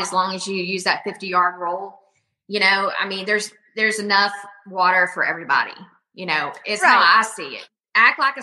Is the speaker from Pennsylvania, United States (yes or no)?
no; Sam Rayburn Reservoir, Texas, United States; I grew up on Sam Rayburn